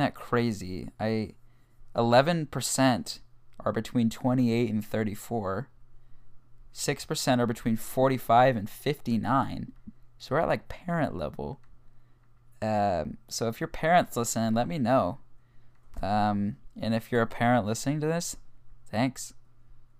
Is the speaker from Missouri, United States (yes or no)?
yes; Kansas City, Missouri, United States; I was born on March 11th, 2002 in Kansas City, Missouri